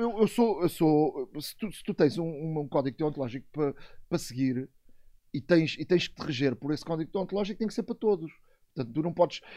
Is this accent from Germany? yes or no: no; Montijo, Lisbon, Portugal; sou do, do Montijo, Alcochete